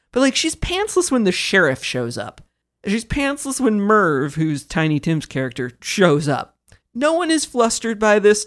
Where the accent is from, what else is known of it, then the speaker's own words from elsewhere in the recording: Kansas, United States; I grew up in Kansas.